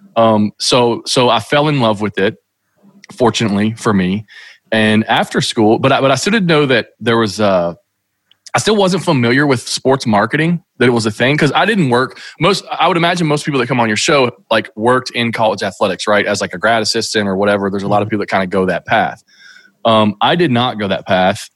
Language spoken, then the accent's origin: English; Kentucky, United States; growing up in Kentucky, which is where I still live.